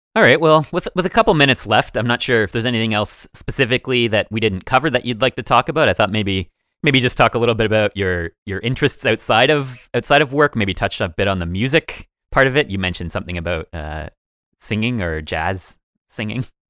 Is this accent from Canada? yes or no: yes; Woodstock, Ontario, Canada; we, we grew up just outside of Woodstock, a very small city.